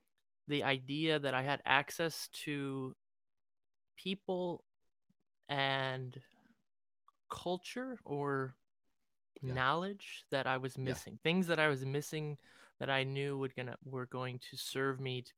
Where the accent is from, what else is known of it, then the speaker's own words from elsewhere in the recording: Cleveland, Ohio, United States; now in New York, United States; I'm from Cleveland, you know, I started dancing there for the first year or so